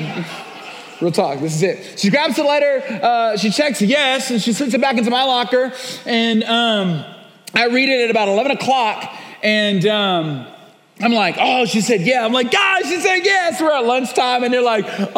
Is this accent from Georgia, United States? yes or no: yes; Augusta, Georgia, United States; I grew up in Augusta, Georgia